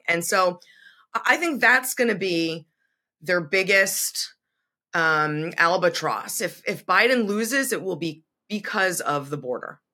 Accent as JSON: {"language": "English", "region": "Massachusetts", "country": "United States", "tie": "born or raised there", "said": "I grew up in Massachusetts, went to school right on the border"}